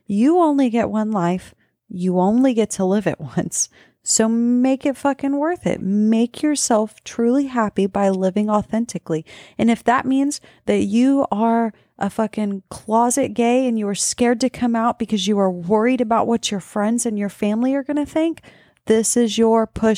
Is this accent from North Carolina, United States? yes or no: no; Texas, United States; We're from South Texas.